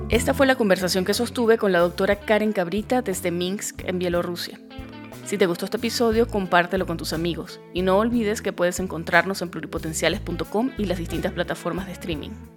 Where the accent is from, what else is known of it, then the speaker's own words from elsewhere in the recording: Venezuelan Andes, Venezuela; accent: gocho; moved away; soy de Venezuela